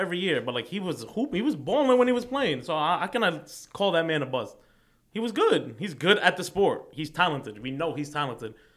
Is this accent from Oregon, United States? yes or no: no; New York City, New York, United States; I'm from Queens, so, like, mind you, my parents are, they came off the boat, right? So, I'm first generation